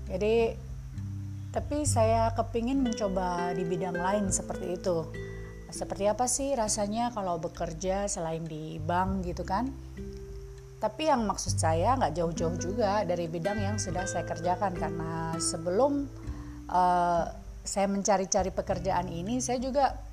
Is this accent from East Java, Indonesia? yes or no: no; Semarang, Central Java, Indonesia; now in Jakarta, Indonesia; Jadi saya tuh asalnya kan dari Semarang gitu listener. Jadi saya datang ke Jakarta